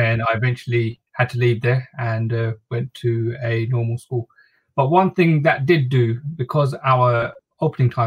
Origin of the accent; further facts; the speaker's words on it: London, United Kingdom; also born or lived in Bangladesh; So we moved to East London, and that's where I've been brought up, and that's where I've lived most of my life.